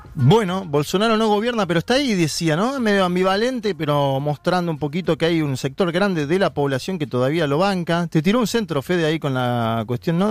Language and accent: Spanish; Villa Ballester, Buenos Aires Province, Argentina; Yo nací en la capital federal